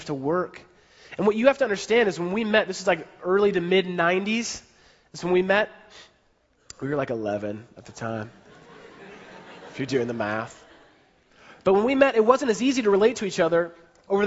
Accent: San Francisco, California, United States; I grew up in San Francisco, so I was living in San Francisco

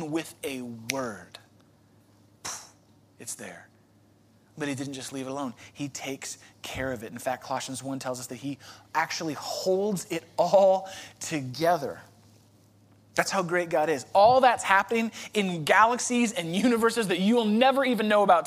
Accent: Chicago, Illinois, United States; moved away; I'm from Chicago

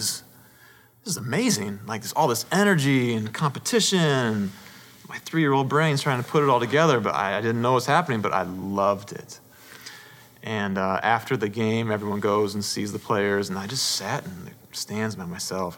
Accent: Paramount, California, United States; I was born in Southern California, Paramount, California

